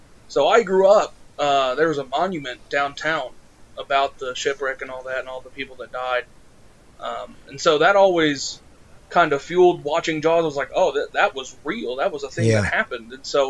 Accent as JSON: {"language": "English", "town": "Indianapolis", "region": "Indiana", "country": "United States", "tie": "born or raised there", "said": "I'm from Indianapolis"}